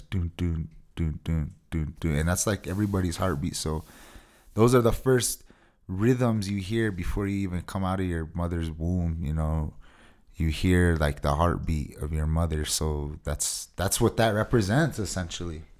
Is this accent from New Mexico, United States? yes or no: yes; Taos Pueblo, New Mexico, United States; I hail from Taos Pueblo, New Mexico. And I've grown up here my whole life